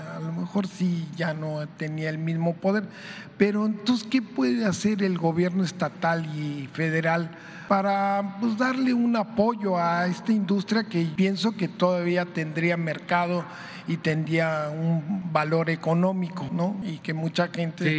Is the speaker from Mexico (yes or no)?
yes; Yucatán, Mexico; moved away; aquí en mi tierra, en Yucatán